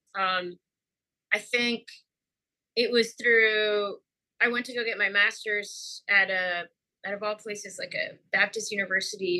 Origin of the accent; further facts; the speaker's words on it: Mexico; now in Houston, United States; I grew up in Mexico